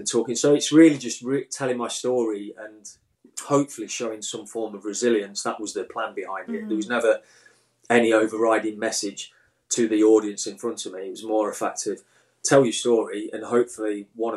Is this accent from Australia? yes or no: no; Midlands, United Kingdom; growing up in the Midlands